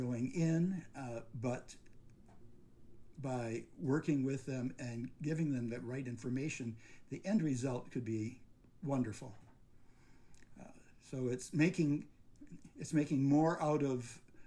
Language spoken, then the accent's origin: English; Roseville, Michigan, United States; now in Roselle, United States; I grew up in a Detroit suburb of Roseville